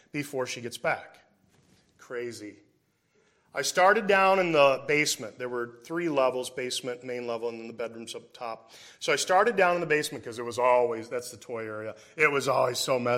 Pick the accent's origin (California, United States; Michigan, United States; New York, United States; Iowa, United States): Iowa, United States; Davenport; I grew up in Davenport, Iowa